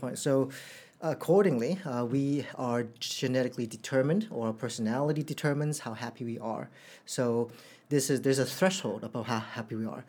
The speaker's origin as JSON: {"language": "English", "country": "Canada", "tie": "born or raised there", "also_born_or_lived": "Hong Kong", "moved": "yes", "lives_now": "Singapore", "said": "In Canada, I think um, as when I was a kid"}